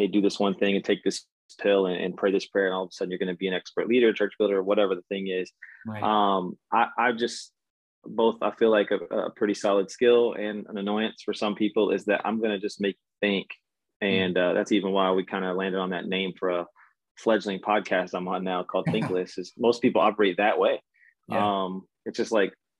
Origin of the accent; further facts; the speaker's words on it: Texas, United States; moved away as an adult; also born or lived in Denver / Charlotte / Orlando; born and raised in Texas, took a lap around from Denver, Charlotte, Orlando, and now I'm back in Texas